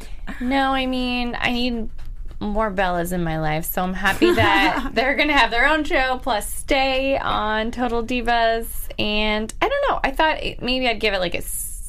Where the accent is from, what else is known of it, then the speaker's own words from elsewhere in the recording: Pennsylvania, United States; moved away; I'm from Pennsylvania